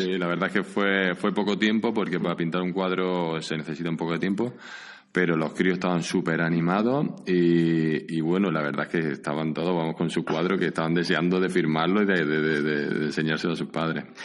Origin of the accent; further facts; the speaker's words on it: Jun, Andalusia, Spain; moved away as an adult; now in San Sebastián, Spain; Soy de un pueblecito al lado de Granada, a dos kilómetros de Granada, y se llama Jun